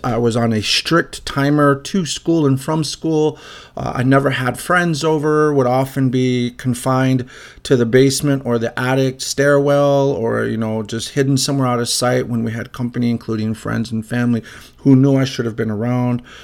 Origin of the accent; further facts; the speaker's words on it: Illinois, United States; also born or lived in Chicago; I'm from Illinois